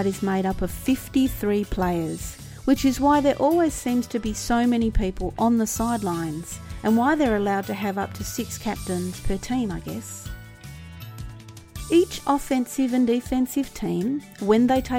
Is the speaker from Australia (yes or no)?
yes; Australia; being an Australian